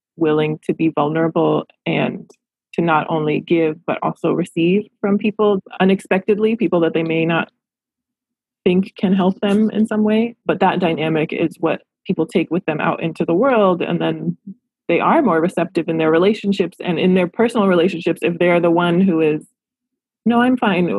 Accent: Los Angeles, California, United States; I love my hometown. I love Los Angeles

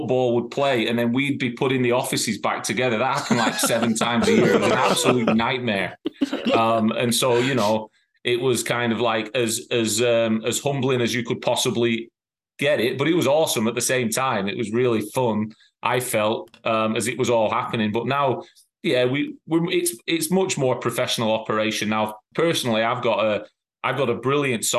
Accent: England, United Kingdom; also born or lived in Ireland (ancestry); now in Cincinnati, United States; As an Englishman, I've grown up with the league champion being the league champion

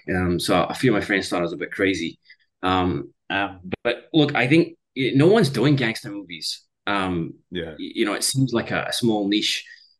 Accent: Scotland, United Kingdom; I was born in Scotland. I went to school in Scotland. But I've lived in 9 countries around the world.

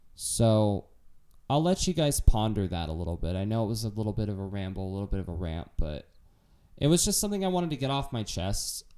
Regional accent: United States; as an American

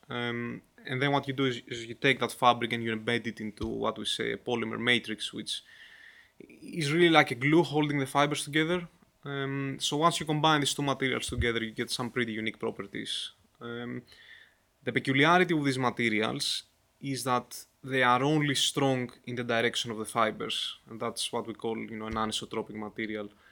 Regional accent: Greece; I'm from Greece

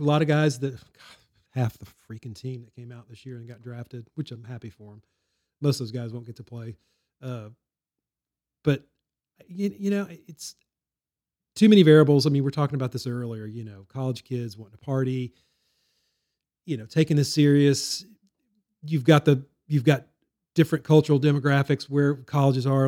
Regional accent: Baton Rouge, Louisiana, United States; I grew up in Baton Rouge and went to L S U games

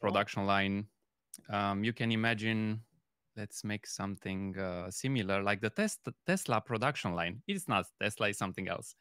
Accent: Romania; moved away as an adult; now in Germany; I'm coming originally from Romania, but I'm living in Germany since the past six years

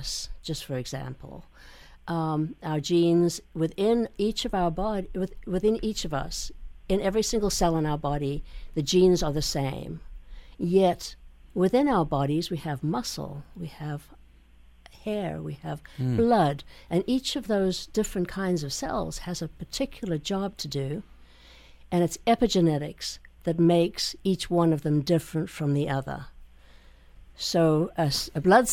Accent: South Africa; now in United States; I grew up in South Africa

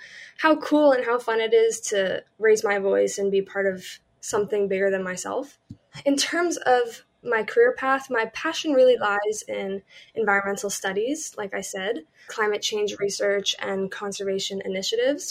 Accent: Columbia, Maryland, United States; I grew up in Columbia, Maryland

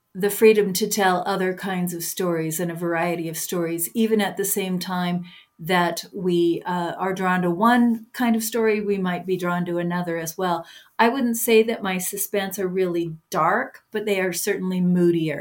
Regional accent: Bigfork, Montana, United States; my hometown of Big Fork

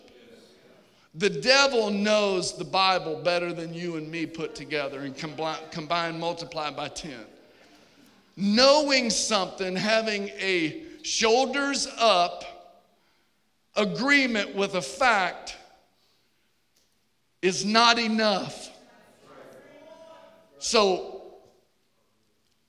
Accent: Richmond, Virginia, United States; I grew up in Virginia

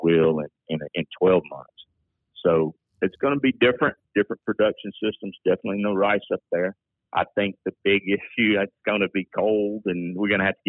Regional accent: Belle Mina, Alabama, United States; moved away as an adult; also born or lived in Auburn, Alabama / Mississippi / Arkansas; now in Louisiana, United States; I grew up in Alabama. I grew up on a research station. My dad was a resident director at Bell Minor, the Tennessee Valley Research and Extension Center

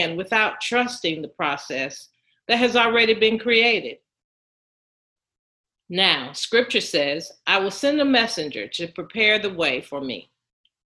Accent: Durham, North Carolina, United States; moved away as an adult; my hometown of Durham

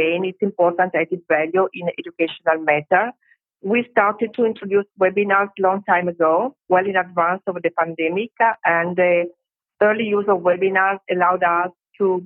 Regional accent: Italy; I'm from Italy

